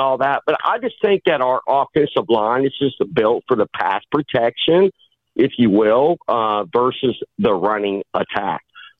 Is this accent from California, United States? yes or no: no; Ohio, United States; I'm from Ohio.